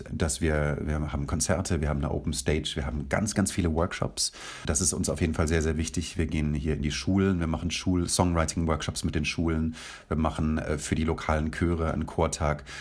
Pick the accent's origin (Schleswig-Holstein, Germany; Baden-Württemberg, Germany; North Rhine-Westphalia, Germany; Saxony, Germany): Baden-Württemberg, Germany; Kirchzarten; moved away as an adult; also born or lived in London; weil wir alle im Team hier äh, aus der Region kommen und ich komme aus Kirchzarten. Leute kennen vielleicht Kirchzarten nicht, das ist zehn Kilometer von Freiburg äh, entfernt